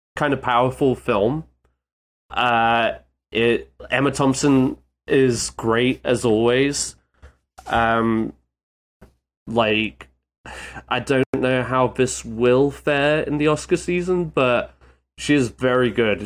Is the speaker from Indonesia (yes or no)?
no; United Kingdom; a British man